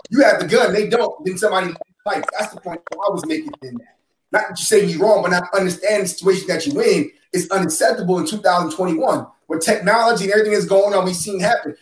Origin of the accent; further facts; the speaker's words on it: New York, United States; I'm from New York